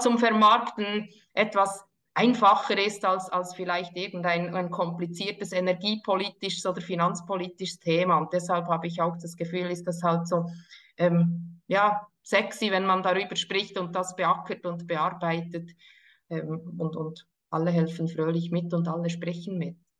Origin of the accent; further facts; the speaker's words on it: Burgdorf, Bern, Switzerland; sind beide in Burgdorf aufgewachsen